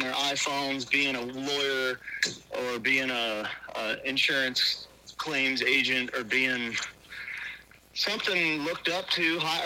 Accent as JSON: {"language": "English", "town": "Rochester", "region": "New York", "country": "United States", "tie": "born or raised there", "also_born_or_lived": "Colorado", "moved": "as an adult", "said": "I was born in Rochester, New York, in the inner city"}